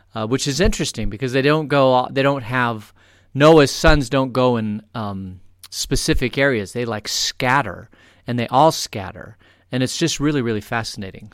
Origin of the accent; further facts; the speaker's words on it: Phoenix, Arizona, United States; now in Vail, United States; I grew up in Phoenix